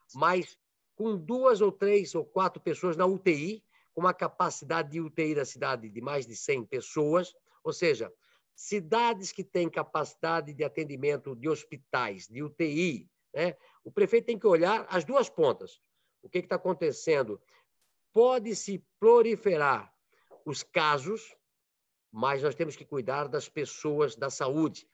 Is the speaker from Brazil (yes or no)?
yes; Brazil; nós que somos brasileiros